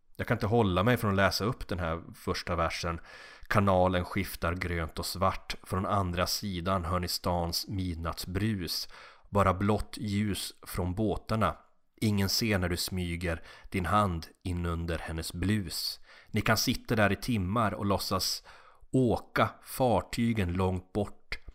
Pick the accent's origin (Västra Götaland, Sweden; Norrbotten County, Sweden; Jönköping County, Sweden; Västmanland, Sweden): Norrbotten County, Sweden; Kalix; moved away; Hembränt var inte så starkt i Kalix i och med att vi hade så nära till Finland